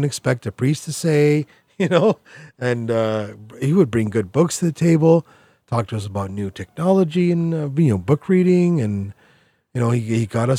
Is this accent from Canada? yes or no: yes; Canada; also born or lived in Toronto; I'm Canadian